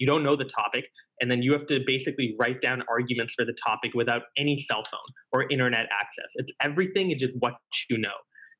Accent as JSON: {"language": "English", "country": "Singapore", "said": "So we lost to my home country in the final on the topic of universal basic income."}